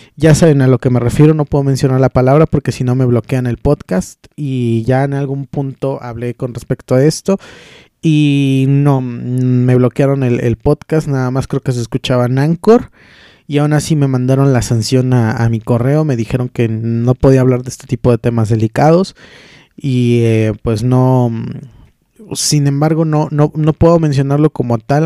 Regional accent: Taxco, Guerrero, Mexico; estuvimos con los músicos de mi pueblo, estuvimos en Tasco de Mis Amores

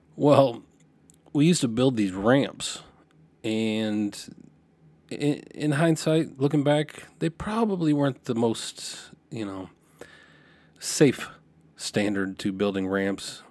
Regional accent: Lompoc, California, United States; moved away; I, I grew up in Santa Barbara because nobody knows where Lompoc is

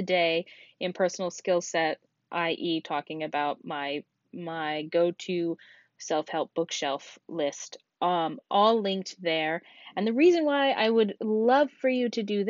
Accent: Alaska, United States; my home state of Alaska

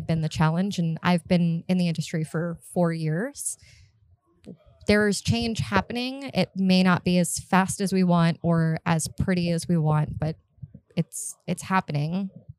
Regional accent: Miami, Florida, United States; moved away as an adult; also born or lived in North Carolina; now in Charlotte, United States; born and raised in Miami, I lived in Florida for the majority of my life

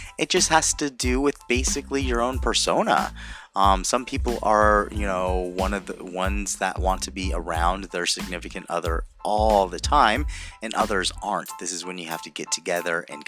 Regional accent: Anaheim, California, United States; I'm from Anaheim

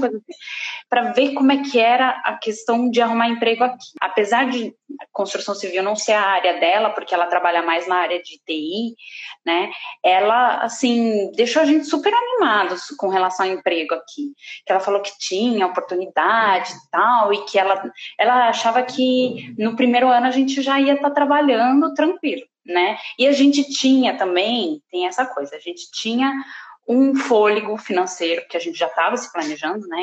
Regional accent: Brazil; moved away as an adult; eu sou brasileira, já que eu tô dizendo que eu sou brasileira

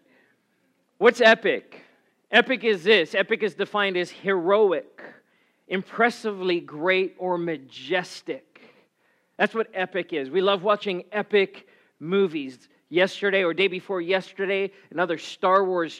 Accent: South Africa; now in United States; I grew up in South Africa

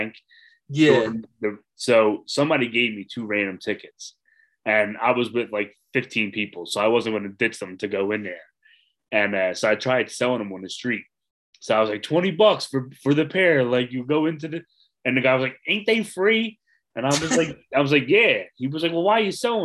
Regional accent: Philadelphia, Pennsylvania, United States; we're both from South Philly

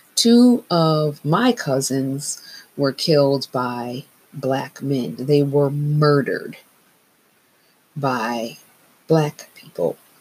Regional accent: Northeast, United States; I've made the decision to march here in my hometown

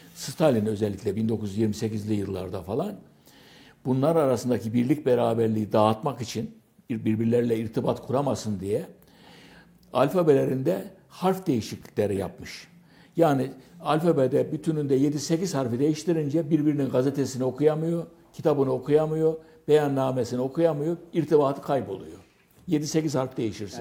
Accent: Kayseri Province, Turkey; accent: Kayseri dialect; Kayseri Kayseri ağzıyla G, K'ları G diyerek vesaire bir e, farklı bizim konuşma dilimiz var

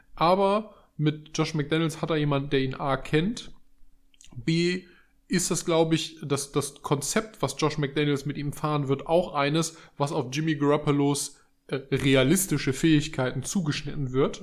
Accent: Germany; als Deutsche

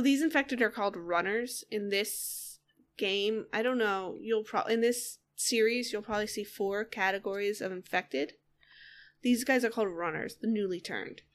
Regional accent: Northeast, United States; I grew up in, I grew up in the Northeast

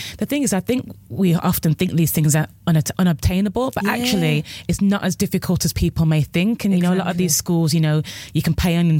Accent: Birmingham, West Midlands, United Kingdom; moved away as an adult; now in London, United Kingdom; I'm from Birmingham as well.

